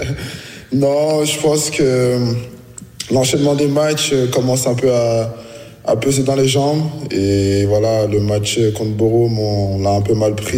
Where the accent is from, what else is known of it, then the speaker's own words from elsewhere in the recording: Reims, Grand Est, France; moved away as an adult; also born or lived in Washington, United States / Bern, Switzerland; now in Berlin, Germany; Je suis arrivé bah, en France à un an. J'ai grandi à Reims, formé à Reims, tout fait à Reims